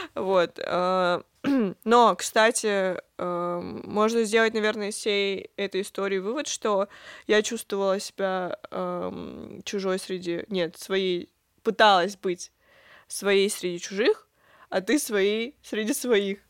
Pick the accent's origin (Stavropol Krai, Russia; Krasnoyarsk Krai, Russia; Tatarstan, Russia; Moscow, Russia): Stavropol Krai, Russia; Pyatigorsk; мы уезжали из Пятигорска, все равно Пятигорск и, в принципе, Кавказ из нас не уезжал